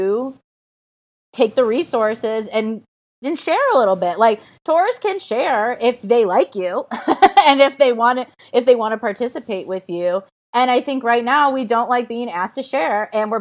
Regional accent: Chicago, Illinois, United States; now in Los Angeles, United States; I'm from Chicago

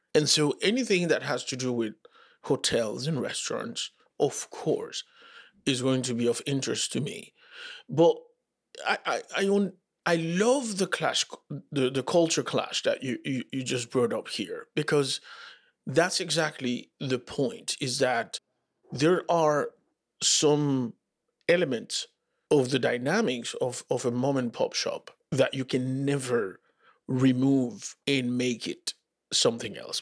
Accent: Dominican Republic; moved away; also born or lived in Santo Domingo; I grew up in the Dominican Republic

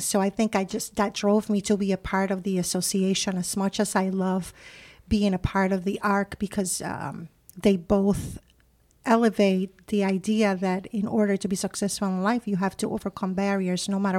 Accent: Puerto Rico; moved away; it brings me back to my roots of where I came from, the island of Puerto Rico. I'm originally from Puerto Rico, and I look back at my upbringing

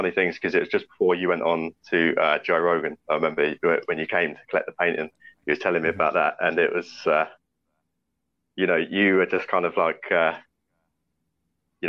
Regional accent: Southampton, South East England, United Kingdom; born or raised there

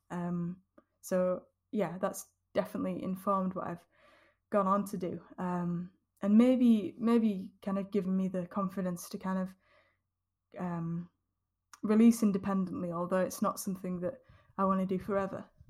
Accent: Yorkshire and the Humber, United Kingdom; the scene that I grew up with in Yorkshire

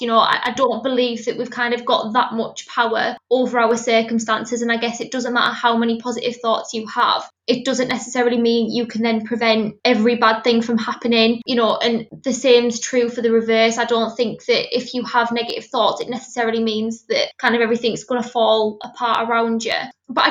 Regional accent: Middlesbrough, North East England, United Kingdom; I'm from Middlesbrough, which is where I'm currently based

